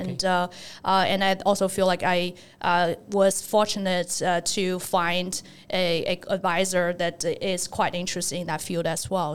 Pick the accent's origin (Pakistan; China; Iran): China; moved away as an adult; also born or lived in Nanjing / Zhejiang; now in United States; I grew up in China, so in kind of the, uh, area pretty close to Shanghai